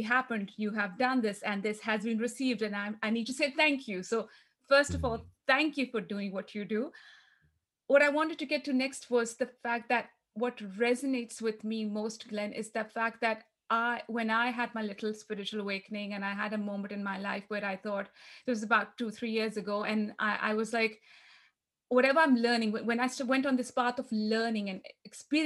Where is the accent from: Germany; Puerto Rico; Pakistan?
Pakistan; now in Australia; I am here in Australia, and I grew up in Pakistan